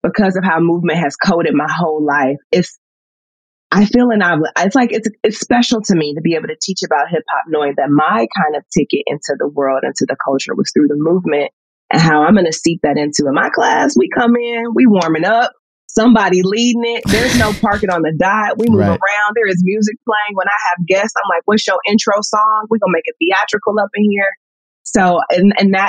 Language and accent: English; St. Louis, Missouri, United States; I'm from Northside St. Louis